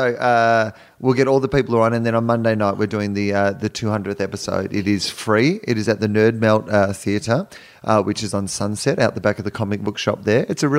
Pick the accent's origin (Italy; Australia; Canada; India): Australia; now in Los Angeles, United States; I've come from Australia.